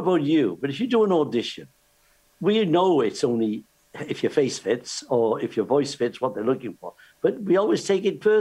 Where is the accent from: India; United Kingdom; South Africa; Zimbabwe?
United Kingdom; Cardiff, Wales